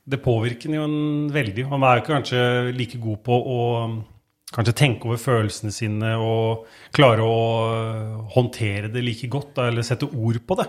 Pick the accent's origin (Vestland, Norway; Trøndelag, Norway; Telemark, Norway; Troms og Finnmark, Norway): Telemark, Norway; Skien; jeg er født og oppvokst i Skien. Er opprinnelig eh, Kleiva-gutt